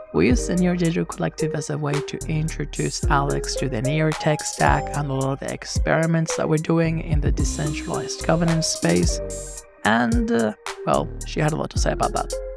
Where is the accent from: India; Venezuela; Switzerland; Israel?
Venezuela; now in Australia; I grew up in Venezuela. I moved to Australia in two thousand and eight.